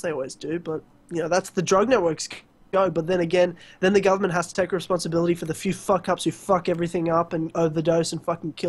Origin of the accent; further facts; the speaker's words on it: Australia; I'm Australian.